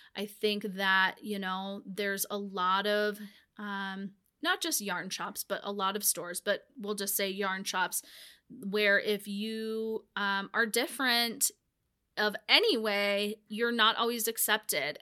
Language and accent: English; Whitefish, Montana, United States; growing up in Whitefish